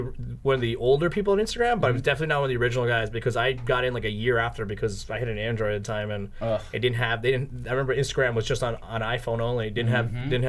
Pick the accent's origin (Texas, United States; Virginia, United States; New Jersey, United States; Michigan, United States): New Jersey, United States; I'm from New Jersey